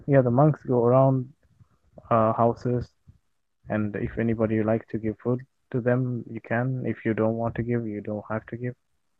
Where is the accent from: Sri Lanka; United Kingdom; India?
Sri Lanka; I'm from Sri Lanka.